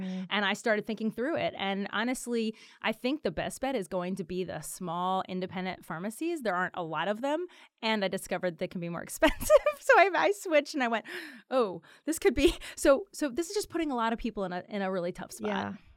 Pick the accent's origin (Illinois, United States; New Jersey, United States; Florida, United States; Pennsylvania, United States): Pennsylvania, United States; Philadelphia; my hometown